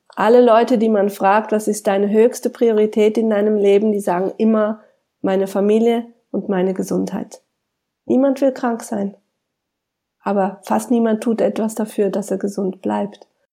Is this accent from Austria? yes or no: no; Switzerland; bei uns in der Schweiz